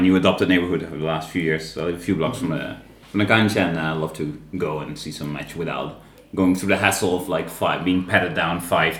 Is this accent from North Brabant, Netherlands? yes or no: yes; Tilburg, North Brabant, Netherlands; now in Buenos Aires, Argentina; I'm from the south of the Netherlands. I grew up in Tilburg, which is a city with a glorious football team, Willem II.